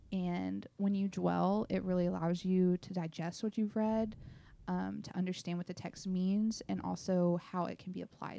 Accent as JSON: {"language": "English", "town": "Grand Saline", "region": "Texas", "country": "United States", "said": "I'm from a super tiny town in East Texas called Grand Saline."}